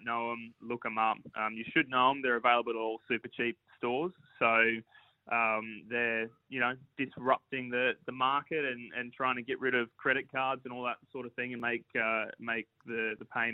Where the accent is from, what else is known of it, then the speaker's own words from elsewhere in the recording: Central Coast, New South Wales, Australia; my hometown, Central Coast